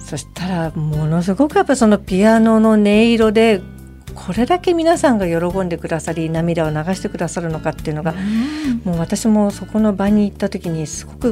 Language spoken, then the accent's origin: Japanese; Toyonaka, Osaka, Japan; moved away; 私あの大阪府の豊中というところが故郷なんです